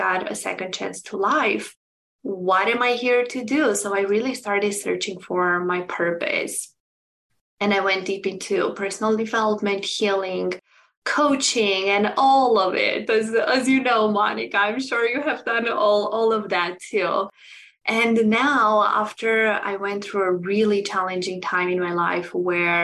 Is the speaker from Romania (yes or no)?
yes; Romania; moved away as an adult; now in United States; I'm originally from Romania, and I moved almost 9 years ago to United States